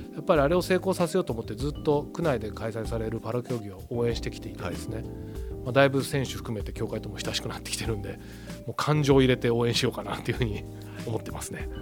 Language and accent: Japanese; Tokyo, Japan; 原宿で生まれ育って今でも当然います